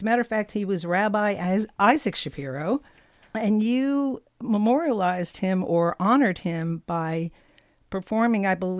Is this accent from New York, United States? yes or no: no; Lodi, New Jersey, United States; now in Prince Edward Island, Canada; I went to school in Lodi.